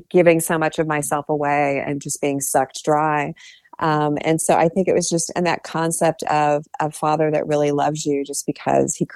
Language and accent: English; Ohio, United States; I grew up in Ohio